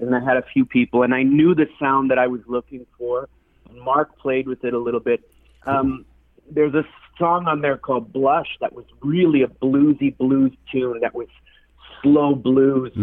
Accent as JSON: {"language": "English", "area": "Manitoulin Island", "region": "Ontario", "country": "Canada", "moved": "yes", "lives_now": "Toronto, Canada", "said": "Today I'm calling in from Toronto, but originally I'm from the Manitoulin Island up on up in Ontario."}